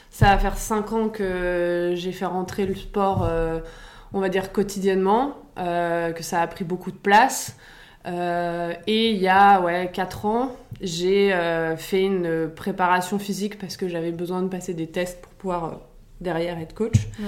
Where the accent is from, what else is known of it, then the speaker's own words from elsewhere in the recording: Paris, Île-de-France, France; j'ai 33 ans, j'habite à Paris, euh, je suis née à Paris